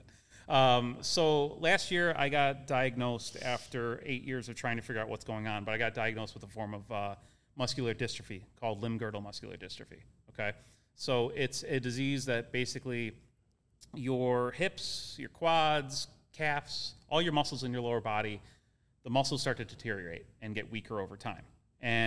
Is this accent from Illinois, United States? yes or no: yes; Chicago, Illinois, United States; also born or lived in Orland Park, Illinois / Logan Square, Chicago; South side of Chicago. Grew up in 79th of Pulaski, south side area